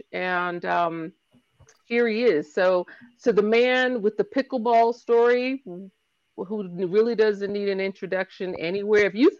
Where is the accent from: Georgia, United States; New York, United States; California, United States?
New York, United States; New York City; I'm from the Bronx.